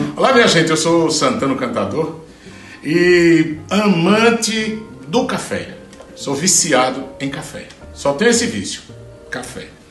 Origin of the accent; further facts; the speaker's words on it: Juazeiro do Norte, Ceará, Brazil; eu cresci vendo isso lá na, na, no sertão, sou de Juazeiro do Norte, no, no Ceará.